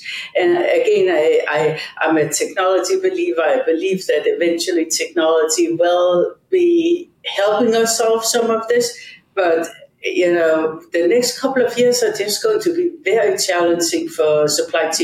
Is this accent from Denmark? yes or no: yes; Odense, Southern Denmark, Denmark; moved away; I was born in Odense, Denmark